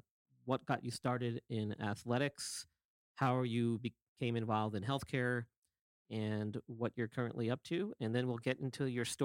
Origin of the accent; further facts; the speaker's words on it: United States; as an American